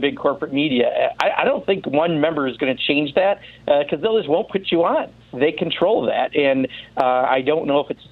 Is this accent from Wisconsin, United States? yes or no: yes; Wisconsin, United States; calling from Wisconsin, thanks so much, my home state